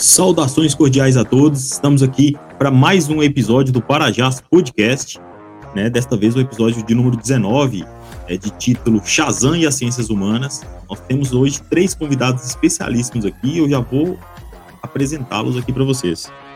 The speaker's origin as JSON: {"language": "Portuguese", "region": "Minas Gerais", "country": "Brazil", "said": "Eu sou mineiro"}